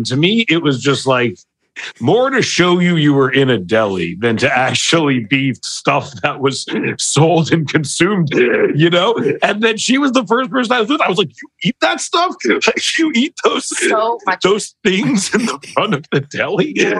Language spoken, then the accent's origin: English; Vancouver, British Columbia, Canada; I'm from Vancouver, British Columbia, where, you know, I don't know, like I'd say if health food had a tip of a spear, it was probably somewhere around there. And yeah, I grew up eating a lot of fresh vegetables.